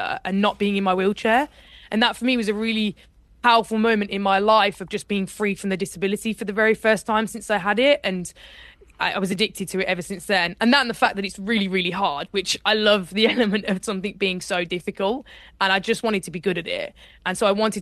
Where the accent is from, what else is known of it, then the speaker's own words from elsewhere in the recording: Birmingham, West Midlands, United Kingdom; I grew up in Birmingham, and in Birmingham you don't really do rowing.